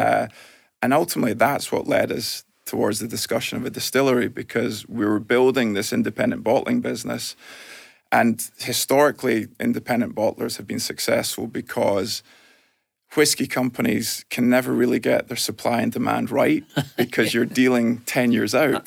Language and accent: English; Glasgow, Scotland, United Kingdom; moved away as an adult; also born or lived in California, United States; growing up in Glasgow